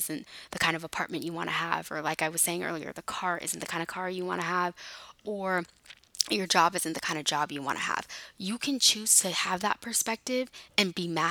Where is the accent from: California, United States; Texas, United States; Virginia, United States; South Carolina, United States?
California, United States; moved away as an adult; also born or lived in Houston; I'm from California, but I was living there because I went to school